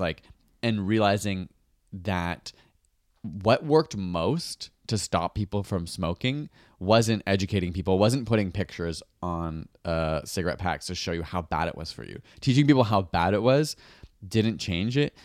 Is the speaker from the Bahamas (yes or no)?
no; Canada; as a Canadian, I'm a Canadian.